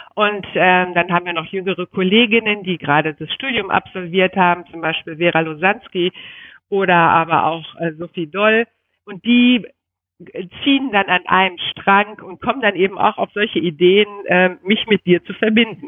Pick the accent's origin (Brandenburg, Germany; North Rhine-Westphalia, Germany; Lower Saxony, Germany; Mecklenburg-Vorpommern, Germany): North Rhine-Westphalia, Germany; moved away as an adult; now in Berlin, Germany; als Rheinländerin, vor allen Dingen als reitende Rheinländerin